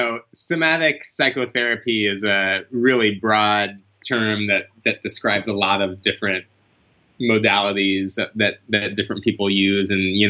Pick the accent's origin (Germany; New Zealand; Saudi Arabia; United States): United States; Greensboro, North Carolina; born there; Well, I was born in Greensboro, North Carolina, back in 1981, which, had, 100,000 people or something, kind of a typical American suburban town.